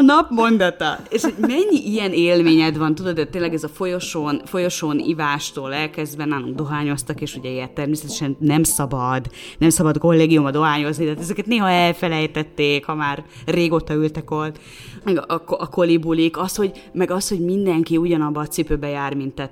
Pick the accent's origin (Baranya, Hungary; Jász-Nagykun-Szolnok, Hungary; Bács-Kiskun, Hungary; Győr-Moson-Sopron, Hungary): Jász-Nagykun-Szolnok, Hungary; Szolnok; moved away as an adult; also born or lived in Budapest; én szolnoki vagyok